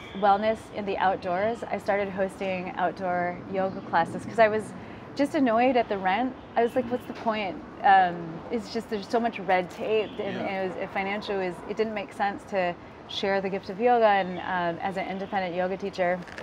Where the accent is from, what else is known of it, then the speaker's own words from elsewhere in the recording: United States; moved away; also born or lived in Philippines (heritage); I was born in America